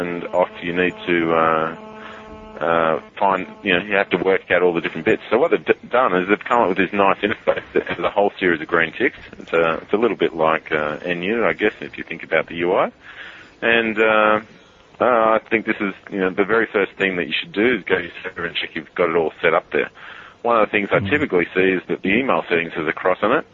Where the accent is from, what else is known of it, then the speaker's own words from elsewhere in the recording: Sydney, New South Wales, Australia; I'm actually obviously from Sydney